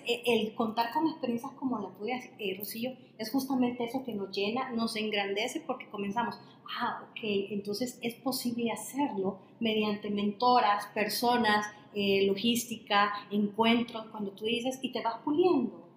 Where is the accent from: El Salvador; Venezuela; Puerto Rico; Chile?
El Salvador; para el salvadoreño, para nuestro país